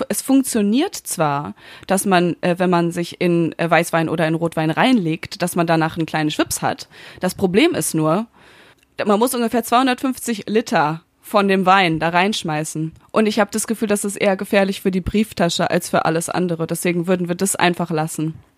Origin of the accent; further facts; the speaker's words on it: Münster, North Rhine-Westphalia, Germany; now in Berlin, Germany; Ich bin jetzt seit zwei Wochen in meiner Heimatstadt in Münster